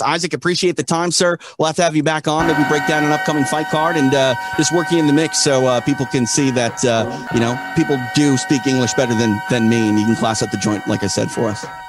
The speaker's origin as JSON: {"language": "English", "country": "United States", "said": "as an American"}